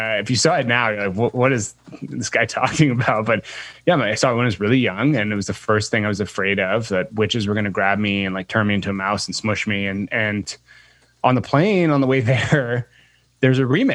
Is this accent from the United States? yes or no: no; Guelph, Ontario, Canada; I grew up in a small city outside of Toronto called Guelph.